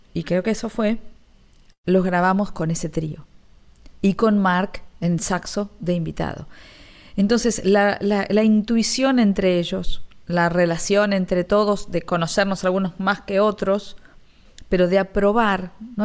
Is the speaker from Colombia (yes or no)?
no; Ramos Mejía, Buenos Aires Province, Argentina; moved away as an adult; now in Miami, United States; yo soy de Ramos Mejía